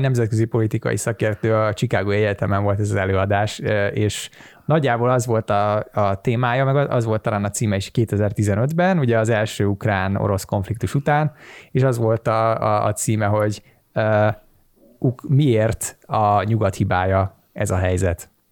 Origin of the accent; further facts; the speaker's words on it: Hungary; magyar vagyok